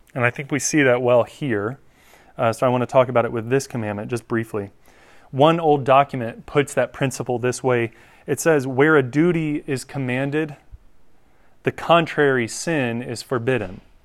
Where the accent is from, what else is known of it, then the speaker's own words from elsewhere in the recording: North Carolina, United States; I grew up in North Carolina